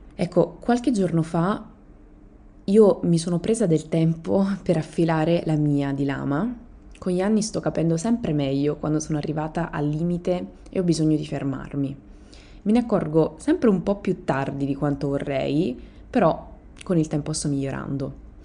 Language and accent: Italian; Italy; Io sono italiana.